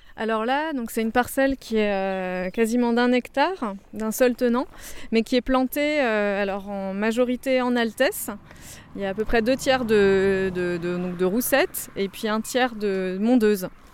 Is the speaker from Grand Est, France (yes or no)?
yes; Alsace, Grand Est, France; moved away; also born or lived in Rhône-Alpes; je suis alsacienne d'origine mais pas du tout issue de famille viticole